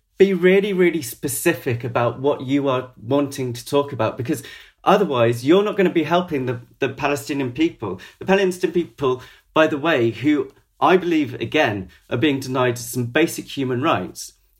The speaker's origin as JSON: {"language": "English", "town": "Maidenhead", "region": "South East England", "country": "United Kingdom", "tie": "born or raised there", "said": "I want to make it really clear that I was brought up in Maidenhead."}